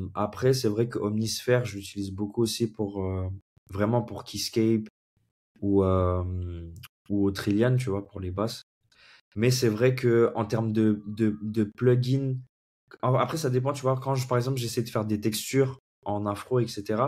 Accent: Comoros; also born or lived in Senegal; now in Paris, France; je vis actuellement à Paris et je suis originaire des Comores. j'ai grandi un petit peu là-bas, j'ai vécu un peu au Sénégal

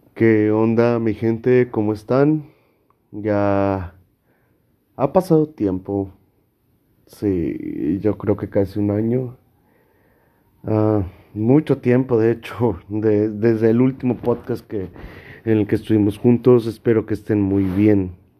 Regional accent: Monterrey, Nuevo León, Mexico; yo soy de Monterrey, Nuevo León

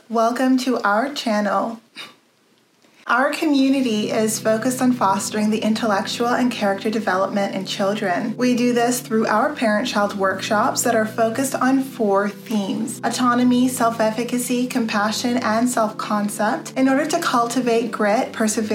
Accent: Canada; I see myself as Canadian

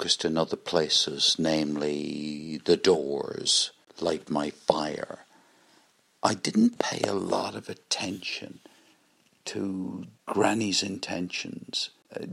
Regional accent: Limerick, Munster, Ireland; growing up in Limerick

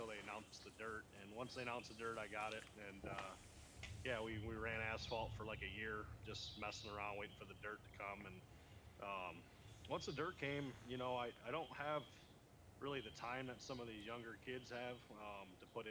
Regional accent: Rockford, Illinois, United States; I'm right outside of Rockford in Illinois, right up on about an hour west of Chicago, right on the Illinois-Wisconsin border

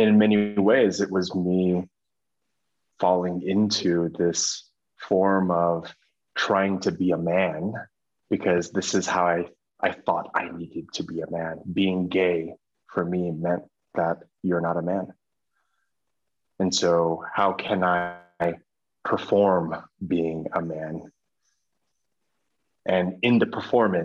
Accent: United States; I come from America

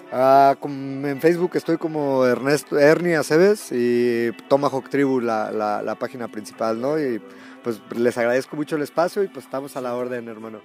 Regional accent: Guadalajara, Jalisco, Mexico; soy de aquí de Guadalajara.

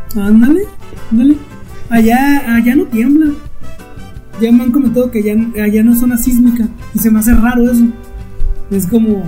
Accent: Mexico; also born or lived in Burgos, Spain; yo era de frontera

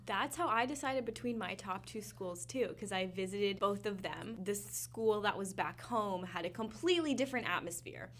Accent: West Coast, United States; moved away as an adult; I'm from the West Coast

